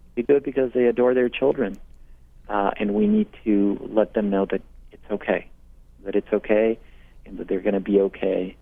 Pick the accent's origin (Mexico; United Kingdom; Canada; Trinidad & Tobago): Mexico; also born or lived in Portland, Maine; now in United States; I hail from Mexico, and I've been a citizen now for close to 20 years.